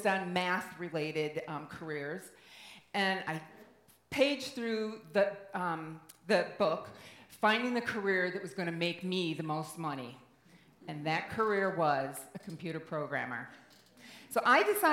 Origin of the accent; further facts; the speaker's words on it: Midwest, United States; I grew up in the Midwest in the 70s